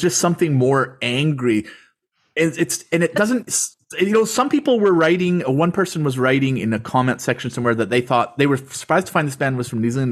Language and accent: English; Canada; I'm from Canada